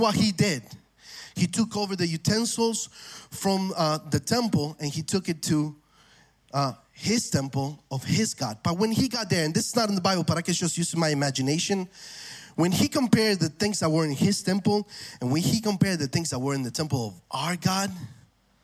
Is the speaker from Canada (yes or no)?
no; Argentina; moved away; I'm from Argentina